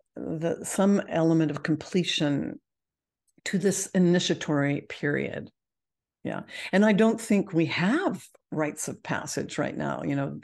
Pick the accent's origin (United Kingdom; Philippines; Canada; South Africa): Canada; I'm Canadian